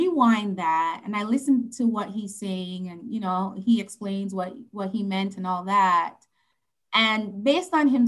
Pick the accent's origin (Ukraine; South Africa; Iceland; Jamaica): Jamaica; Saint Andrew; moved away; also born or lived in Kingston, Jamaica; we're from St. Andrew, and then moved to Kingston later on